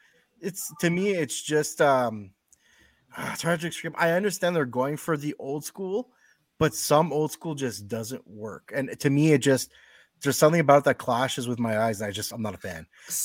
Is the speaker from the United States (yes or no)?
no; Canada; I'm Canadian